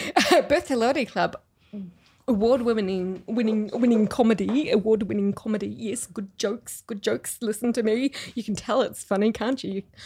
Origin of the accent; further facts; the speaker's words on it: Rotorua, Bay of Plenty, New Zealand; now in Melbourne, Australia; I grew up in New Zealand.